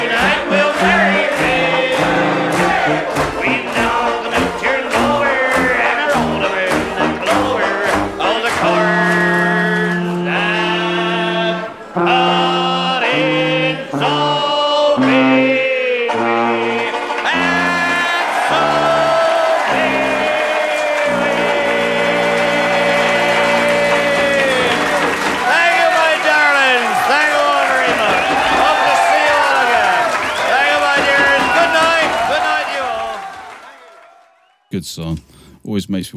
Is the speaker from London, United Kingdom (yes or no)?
no; the West Country, South West England, United Kingdom; I'm from the Southwest country